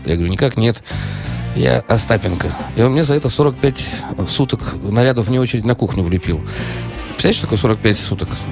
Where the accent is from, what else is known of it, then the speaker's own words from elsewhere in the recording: Saint Petersburg, Russia; я из Питера